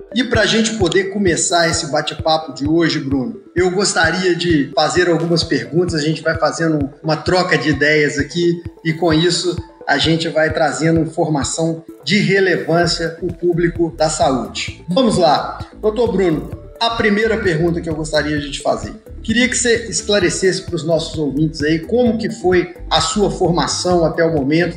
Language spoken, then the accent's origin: Portuguese; Belo Horizonte, Minas Gerais, Brazil; moved away as an adult; now in Natal, Brazil; Eu sou de Belo Horizonte